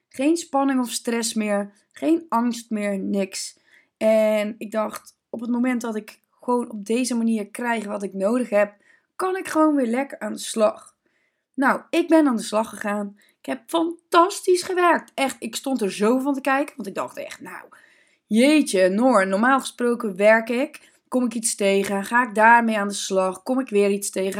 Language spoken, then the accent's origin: Dutch; Zeeland, Netherlands; Ik kom uit Zeeland. Ik ben natuurlijk geboren bij de zee.